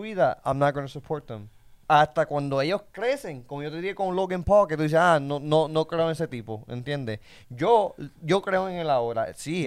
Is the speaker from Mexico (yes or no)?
no; Puerto Rico; nosotros somos puertorriqueños